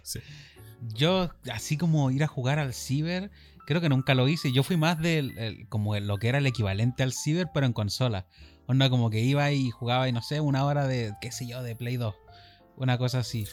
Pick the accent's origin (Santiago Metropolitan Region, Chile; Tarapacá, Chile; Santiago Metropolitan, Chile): Tarapacá, Chile; Iquique; somos de Iquique. Chile, norte de Chile